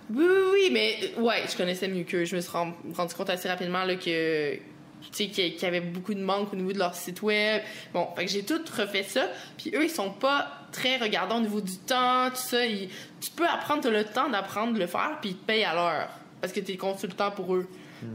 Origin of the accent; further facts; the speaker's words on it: Quebec, Canada; accent: Québécois; je suis québécoise